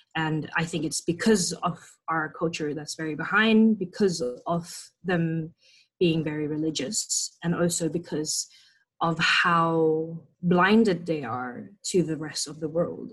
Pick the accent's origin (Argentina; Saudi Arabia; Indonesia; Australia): Indonesia; I was born and raised in Indonesia